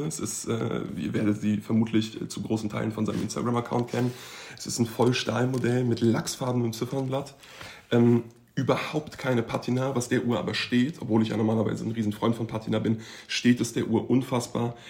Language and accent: German; Frankfurt, Hesse, Germany; ich bin ja eigentlich äh, gebürtiger Frankfurter